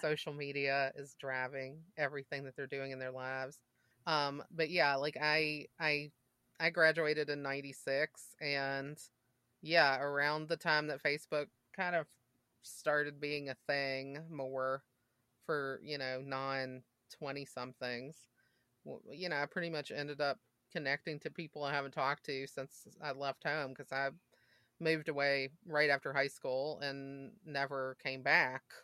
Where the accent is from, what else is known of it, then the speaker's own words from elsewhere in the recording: Mississippi, United States; I grew up in Mississippi